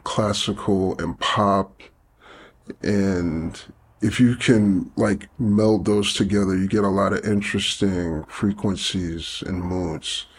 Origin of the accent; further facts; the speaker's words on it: New York City, New York, United States; I grew up in Flatbush, Brooklyn, uh, in the seventies.